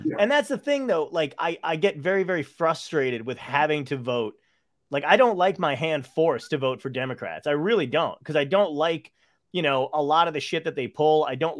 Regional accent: Brooklyn, New York, United States; So half my family, majority of my family is from Brooklyn. You know, I'm from Brooklyn, and so they're Trump people.

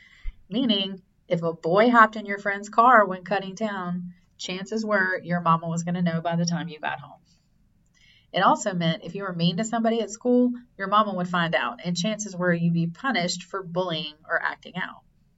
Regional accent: rural South Carolina, United States; moved away; my town was so small, we didn't have our own high school. We shared it with the next tiny town over. On a two-lane highway that threaded through rural South Carolina with small towns dotting along it like the 10-cup pearl necklace, my high school sat between our little villages

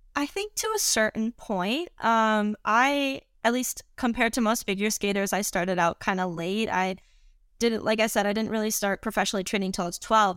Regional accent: St. Louis, Missouri, United States; also born or lived in Colorado Springs, Colorado; now in Madison, United States; I born and raised in St. Louis, Missouri

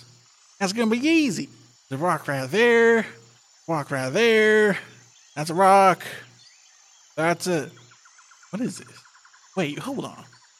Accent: Georgia, United States; Emily, I'm from Georgia.

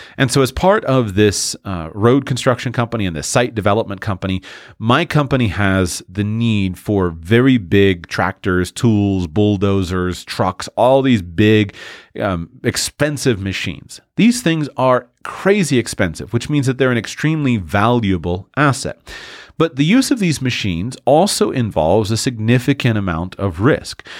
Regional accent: Florida, United States; I'm from Florida

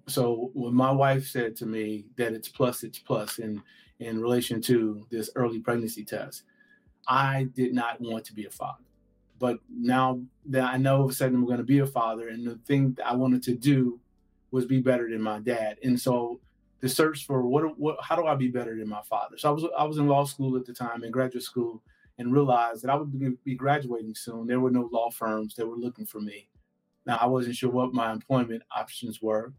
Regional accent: Gary, Indiana, United States; I'm from Gary, Indiana, and Gary was known for for its steel mill.

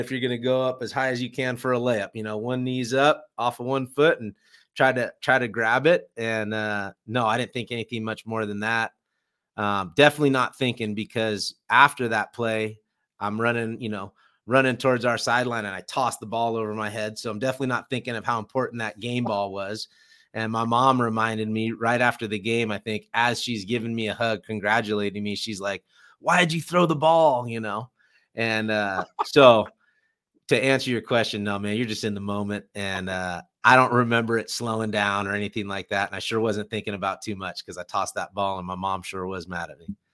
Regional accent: California, United States; moved away; also born or lived in Boise; I grew up in California

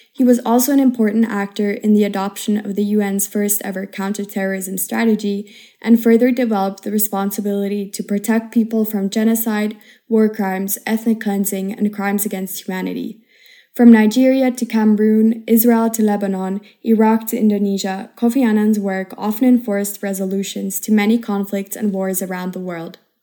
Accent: Switzerland; now in Madrid, Spain; I come from Switzerland, and currently I am a third year international relations student at I U University in Madrid

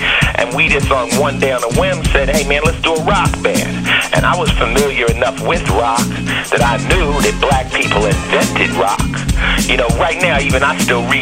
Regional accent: Los Angeles, California, United States; I'm from L.A.

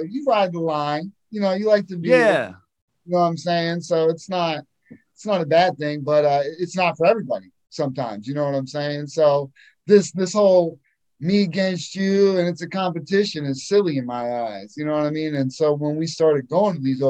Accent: Erie, Pennsylvania, United States; I grew up in Erie, Pennsylvania

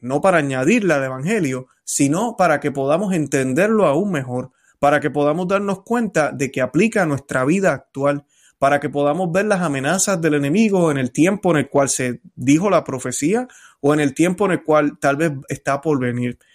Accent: Puerto Rico; now in Florida, United States; Cuando yo estaba en mi país, en Puerto Rico

